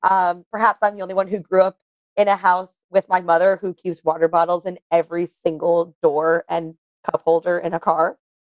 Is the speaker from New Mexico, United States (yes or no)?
no; New York, United States; I grew up in New York